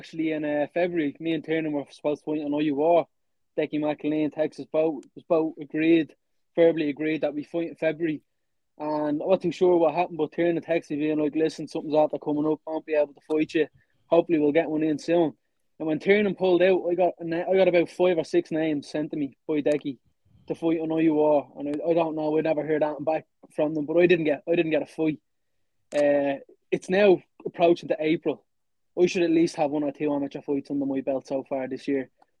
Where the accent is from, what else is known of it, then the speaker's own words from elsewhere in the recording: Ireland; us as an Irish culture